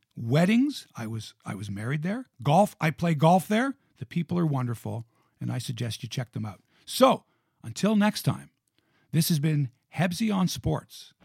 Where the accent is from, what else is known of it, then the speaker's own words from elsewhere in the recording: Toronto, Ontario, Canada; Born and raised in Toronto.